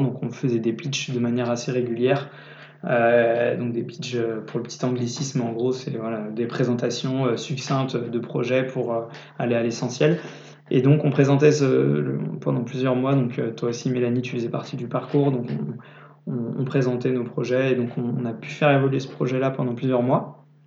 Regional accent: Niort, Nouvelle-Aquitaine, France; je suis d'origine de Niort

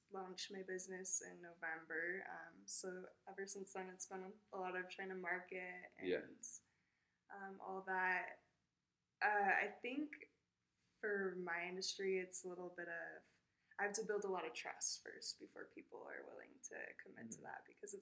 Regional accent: Idaho Falls, Idaho, United States; moved away as an adult; now in Jackson, United States; I grew up in Idaho Falls, not too far away

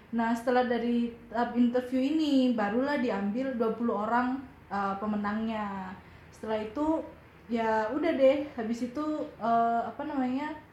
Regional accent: Malang, East Java, Indonesia; aku dari Malang

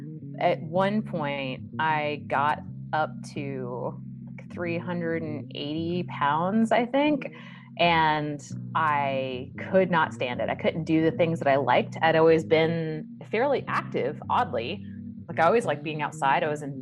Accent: the South, United States; You know, I'm from the South, so biscuits with every meal. We drink a lot of sweet tea.

